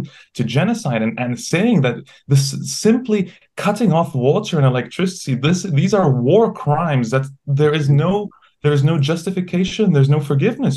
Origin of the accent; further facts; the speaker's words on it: Egypt; moved away; I grew up in Egypt